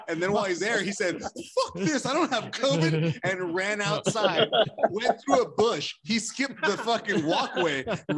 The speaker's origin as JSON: {"language": "English", "town": "San Bernardino", "region": "California", "country": "United States", "said": "We're from San Bernardino"}